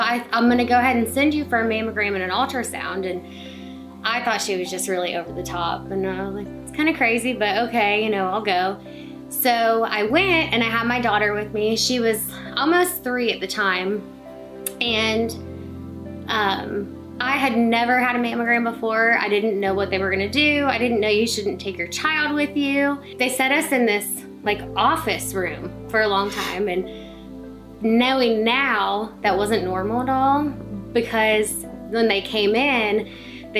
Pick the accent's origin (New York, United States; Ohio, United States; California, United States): Ohio, United States; Pataskala; also born or lived in West Virginia / Carroll, Ohio; I'm originally from Pataskala and went to Watkins.